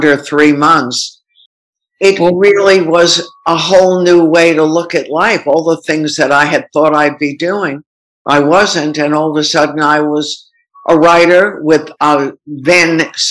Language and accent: English; Long Island, New York, United States; I grew up on Long Island